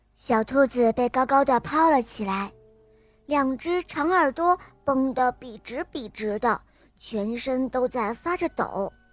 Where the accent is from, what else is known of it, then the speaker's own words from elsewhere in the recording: Shenzhen, Guangdong, China; 今年我五岁呢，我来自深圳